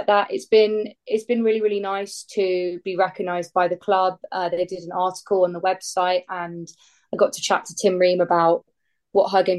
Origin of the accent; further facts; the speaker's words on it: Brighton, South East England, United Kingdom; I grew up in Brighton, but Fulham's been in my family